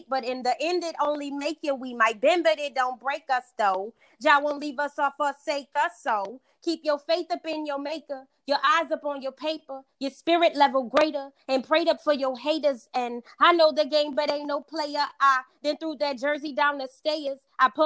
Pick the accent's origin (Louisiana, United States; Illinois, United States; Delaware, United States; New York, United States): Louisiana, United States; New Orleans; I am from New Orleans, been born and raised in Louisiana.